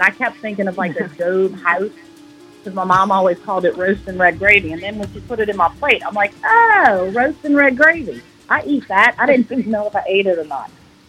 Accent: New Orleans, Louisiana, United States; we're from New Orleans

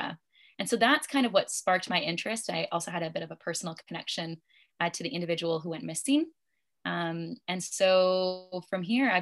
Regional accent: just outside the Vancouver region, British Columbia, Canada; also born or lived in Ontario; I'm actually originally from British Columbia, and so just outside of the Vancouver region

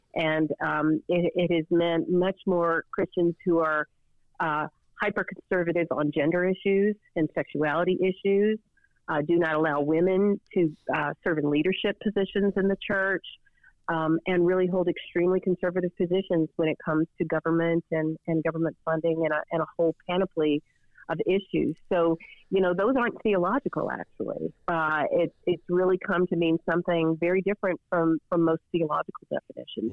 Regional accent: Chattanooga, Tennessee, United States; I'm from Chattanooga, Tennessee, and was raised Southern Baptist in the 1970s and 80s

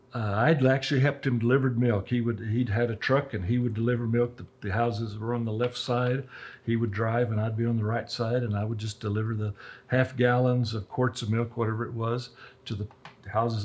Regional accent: Roswell, New Mexico, United States; I'm a true Roswell native. My wife and I both were born and raised in Roswell

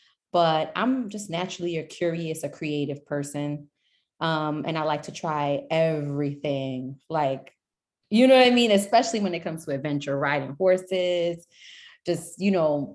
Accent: New York, United States; also born or lived in Nashville; I'm originally was born in Nashville, but I'm from New York

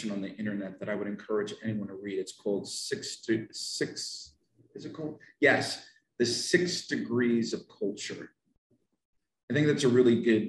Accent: United States; I'm from the United States of America

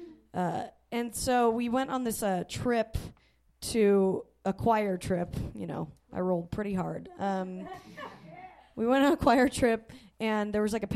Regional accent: Salt Lake City, Utah, United States; I grew up in Salt Lake City

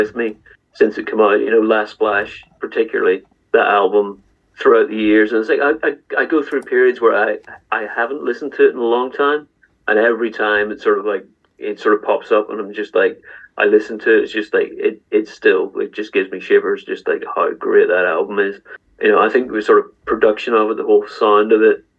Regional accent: Northern Ireland, United Kingdom; growing up in Northern Ireland

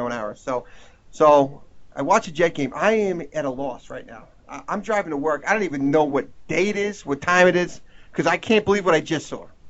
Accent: Long Island, New York, United States; moved away; I'm originally from New York, Long Island, New York.

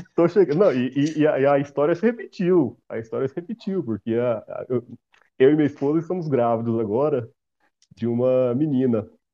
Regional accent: Silvânia, Goiás, Brazil; eu sou de Silvânia

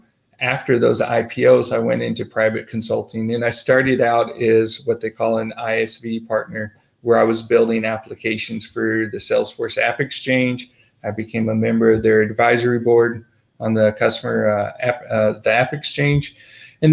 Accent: St. Louis, rural Missouri, United States; moved away as an adult; also born or lived in Southern California, United States; I was born in St. Louis, grew up in Southern California for a little while. We moved back to rural Missouri

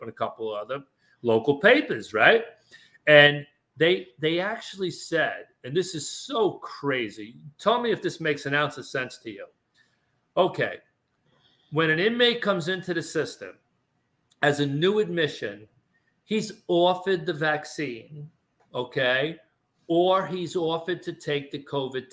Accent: New York City, New York, United States; I grew up in Brooklyn

